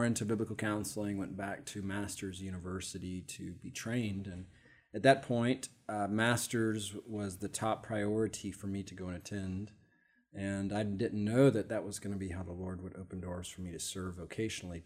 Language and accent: English; Savannah, Georgia, United States; also born or lived in Amarillo, Texas; I'm from Savannah, Georgia. I'm an East Coast guy. Was born in Amarillo, Texas, but raised in Georgia, so claimed Georgia